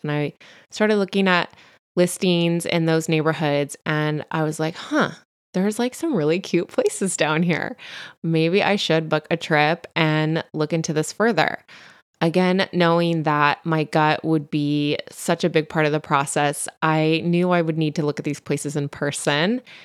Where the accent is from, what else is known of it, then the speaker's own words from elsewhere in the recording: Central Coast, California, United States; accent: Valley Girl; also born or lived in Santa Ana, California / Los Angeles / Bay Area; my family and I lived in L A till I was four. until we relocated to the Central Coast